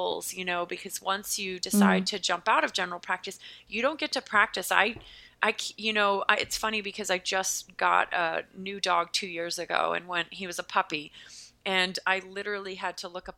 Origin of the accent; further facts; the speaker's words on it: Pennsylvania, United States; accent: American; now in Massachusetts, United States; I am from the state of Pennsylvania in the United States, which is below New York, but now I live north of New York in a state called Massachusetts.